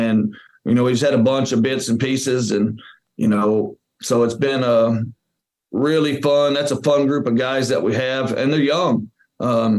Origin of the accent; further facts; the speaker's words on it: Winnsboro, Texas, United States; it's just such a blessing to be back in my hometown, you know, coaching my buddies' kids